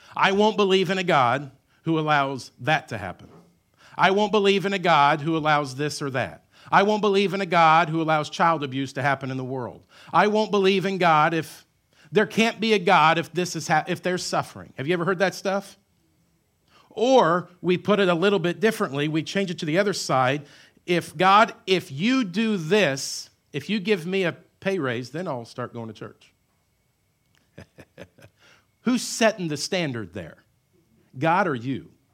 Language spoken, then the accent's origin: English; Southern Illinois, United States; I grew up in Southern Illinois